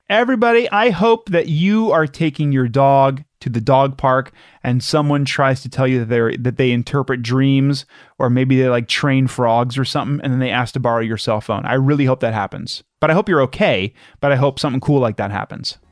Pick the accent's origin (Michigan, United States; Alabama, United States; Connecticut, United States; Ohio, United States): Ohio, United States; Madison; I'm from Madison